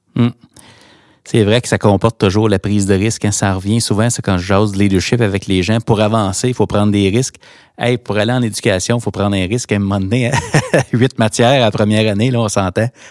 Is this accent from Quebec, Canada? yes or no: no; Hawkesbury, Ontario, Canada; là où je me trouve, là où j'ai grandi pour les Hawks de Hawkesbury